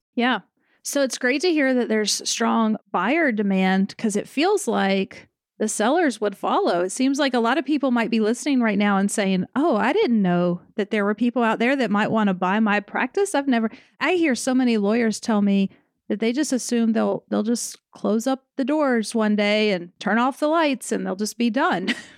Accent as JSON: {"language": "English", "region": "the South", "country": "United States", "said": "I'm from the South where lawyer definitely comes out"}